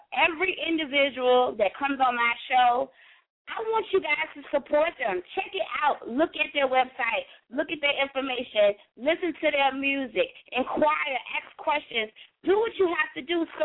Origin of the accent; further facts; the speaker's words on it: New York, United States; now in Virginia, United States; I've been here for quite some time, but I, I I'm from New York, so it's like I rep Virginia harder than I rep New York